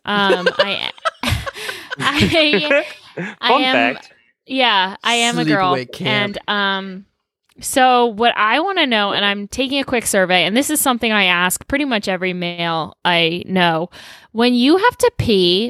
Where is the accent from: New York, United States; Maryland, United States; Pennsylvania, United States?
Maryland, United States; Baltimore; I grew up in Baltimore